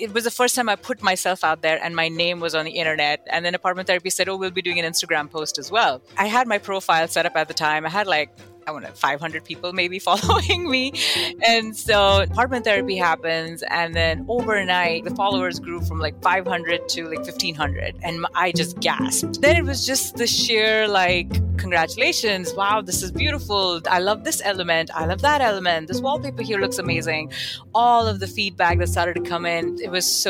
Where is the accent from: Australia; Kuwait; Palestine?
Kuwait; moved away as an adult; also born or lived in Buffalo, United States; now in United States; I am born and raised in Kuwait in the Middle East to an Indian immigrant family.